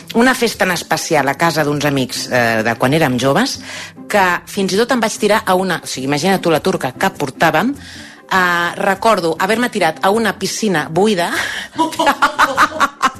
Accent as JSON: {"language": "Catalan", "town": "Sant Cugat del Vallès", "region": "Catalonia", "country": "Spain", "said": "tinc 50 anys, sóc de Sant Cugat"}